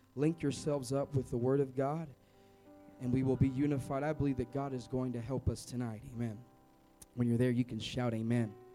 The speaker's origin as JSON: {"language": "English", "town": "Sacramento", "region": "California", "country": "United States", "said": "I am from Sacramento"}